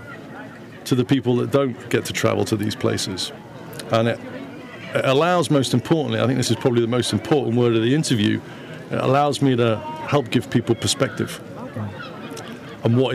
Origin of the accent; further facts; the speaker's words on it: Wales, United Kingdom; I'm a Welshman.